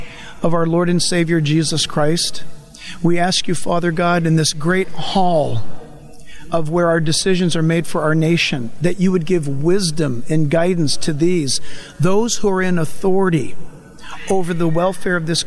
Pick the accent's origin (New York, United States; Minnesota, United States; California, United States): California, United States; San Diego; I happen to have been born in San Diego